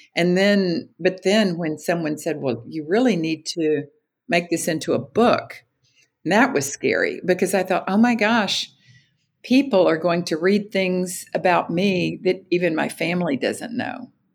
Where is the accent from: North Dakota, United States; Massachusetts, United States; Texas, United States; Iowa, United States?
Texas, United States; Austin; my hometown, Austin, Texas.